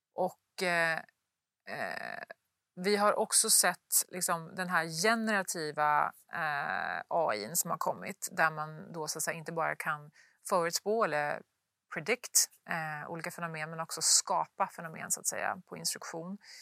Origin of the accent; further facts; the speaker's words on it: Luleå, Norrbotten County, Sweden; moved away; uppe i Luleå där jag kommer ifrån